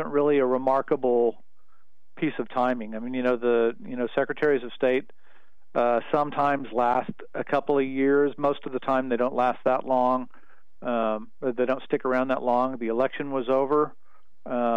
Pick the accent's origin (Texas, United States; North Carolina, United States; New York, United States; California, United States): Texas, United States; El Paso; I grew up mostly in El Paso, and it's right on the border